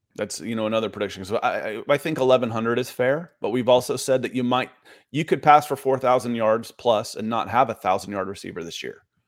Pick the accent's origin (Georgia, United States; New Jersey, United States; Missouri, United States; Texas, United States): Georgia, United States; Atlanta; growing up in Atlanta